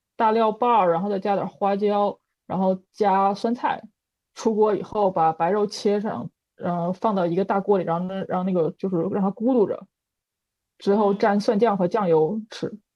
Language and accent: Chinese; Changchun, Jilin, China; moved away; 我住的那个小区，它是大学的小区嘛，然后里面没有多少就是纯的东北人